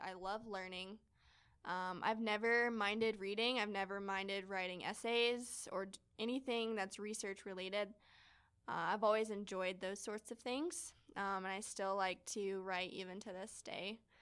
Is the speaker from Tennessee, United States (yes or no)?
yes; Knoxville, Tennessee, United States; moved away; I grew up in Knoxville, Tennessee